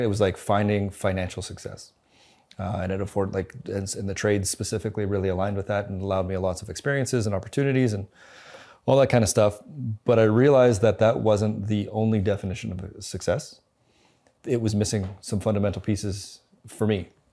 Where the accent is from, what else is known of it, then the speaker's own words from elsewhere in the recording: Winnipeg, Manitoba, Canada; moved away as an adult; also born or lived in New Zealand; now in Calgary, Canada; I grew up in Winnipeg, went to school, graduated